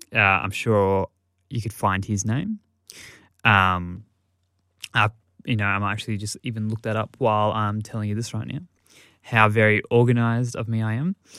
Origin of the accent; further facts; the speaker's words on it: Australia; I, as an Australian